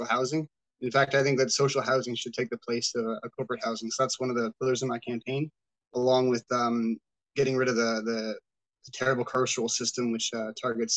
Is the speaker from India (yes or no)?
no; Toronto, Ontario, Canada; I grew up in Scarborough Southwest. I've lived there for about past 30 years.